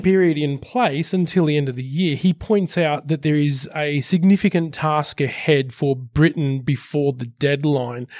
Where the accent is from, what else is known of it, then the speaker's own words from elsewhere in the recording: Sydney, New South Wales, Australia; Western Sydney represent my hometown